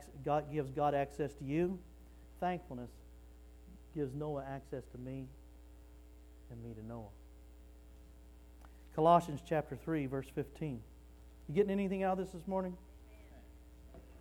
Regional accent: Wichita Falls, Texas, United States; I was raised in Wichita Falls, Texas

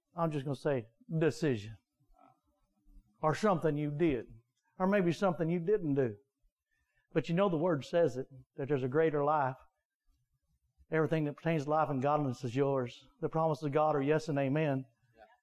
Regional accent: United States; we're American

